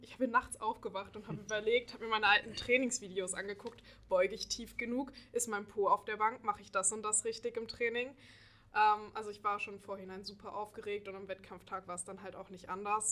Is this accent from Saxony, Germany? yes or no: yes; Dresden, Saxony, Germany; moved away as an adult; now in Göttingen, Germany; ich komme ursprünglich aus Dresden und bin vor einem Jahr nach Göttingen gezogen für das Studium